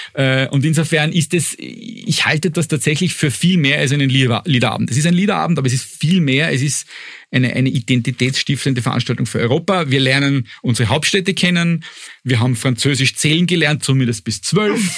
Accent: Austria

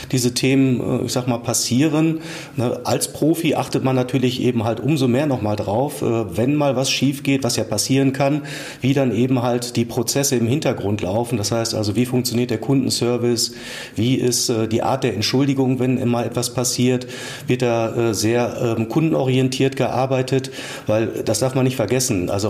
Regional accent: Oldenburg, Lower Saxony, Germany; now in Essen, Germany; also ich bin nicht gebürtiger Essener, komme eher aus dem hohen Norden, aus Oldenburg, aber wir leben mit der Familie seit äh, mehr als zehn Jahren am Baldener See äh, in, im schönen Essen.

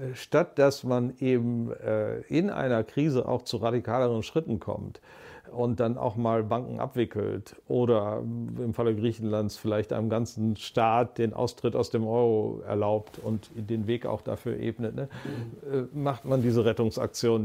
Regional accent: Germany; als Deutsche

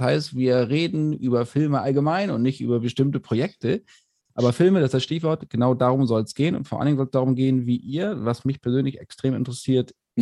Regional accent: Bassum, Lower Saxony, Germany; ich komme aus Bassum, äh, in der Nähe von Bremen

